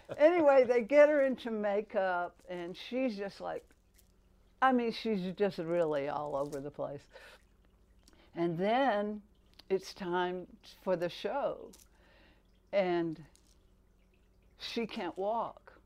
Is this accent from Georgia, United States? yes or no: yes; Albany, Georgia, United States; growing up in Albany, it, you know, it was a tranquil little town